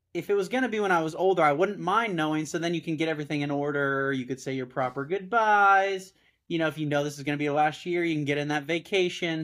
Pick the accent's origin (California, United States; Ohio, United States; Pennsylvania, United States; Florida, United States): California, United States; Southern; I'm from Southern California, where I live now